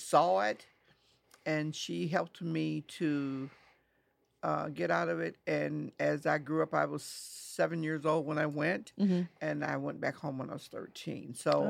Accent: East St. Louis, Illinois, United States; I was born in East St. Louis, and I'm still in East St. Louis

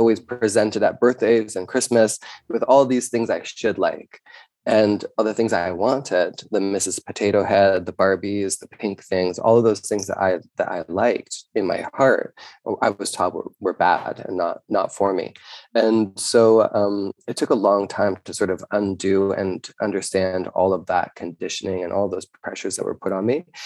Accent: Canada; being a Canadian

